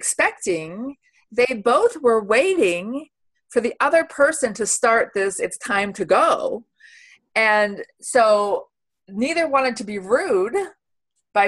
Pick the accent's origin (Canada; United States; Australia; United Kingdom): United States; now in Switzerland; I'm American.